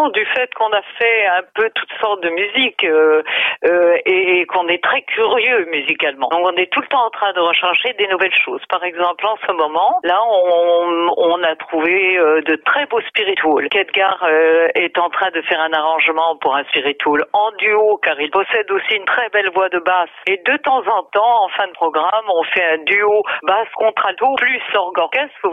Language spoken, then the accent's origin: French; Toulouse, Occitania, France; je suis née occitane, je suis née à Toulouse.